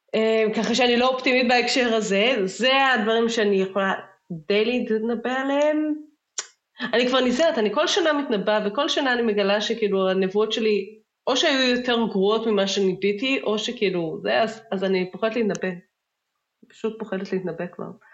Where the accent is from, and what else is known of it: Israel